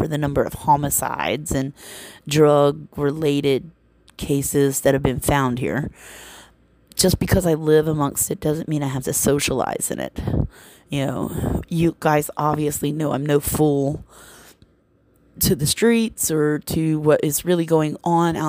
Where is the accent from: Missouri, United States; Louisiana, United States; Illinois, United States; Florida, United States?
Louisiana, United States; Baton Rouge; that's what I love about my hometown. People could talk shit about Baton Rouge